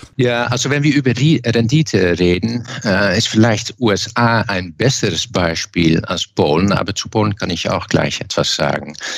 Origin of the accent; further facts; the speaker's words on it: eastern Netherlands, Netherlands; German is a second language; now in Germany; Ich komme aus dem Osten und das Osten ist selbstverständlich sehr nahe zur Grenze